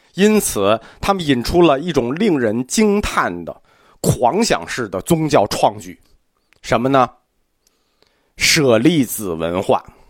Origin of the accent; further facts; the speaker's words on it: China; 我们中国人就有这好习惯